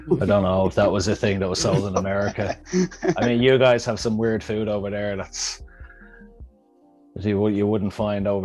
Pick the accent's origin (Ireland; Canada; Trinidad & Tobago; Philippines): Ireland; we're Irish